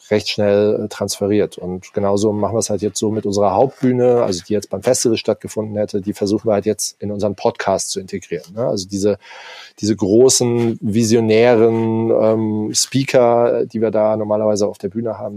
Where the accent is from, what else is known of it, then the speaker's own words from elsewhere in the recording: Hamburg, Germany; man fragt sich irgendwie auch als Hamburger schon, schon immer, warum ist eigentlich dieses Ding nicht belebt